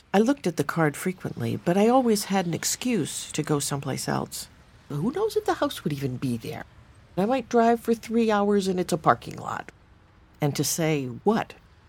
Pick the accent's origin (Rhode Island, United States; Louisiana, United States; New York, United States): Rhode Island, United States; my home state of Rhode Island